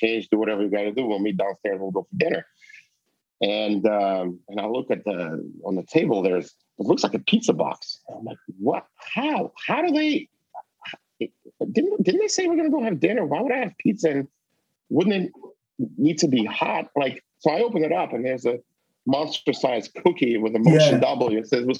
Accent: Russia; moved away; I come from Russia. I'm Jewish

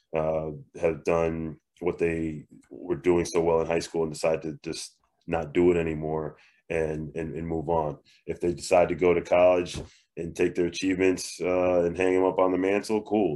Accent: Northeast, United States; now in Arizona, United States; I'm from the Northeast

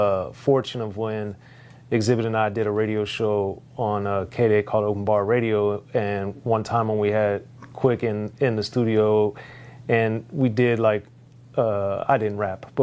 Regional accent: Maryland, United States; even though I grew up in Maryland, I had the fortune of hearing some of the mixes that he did

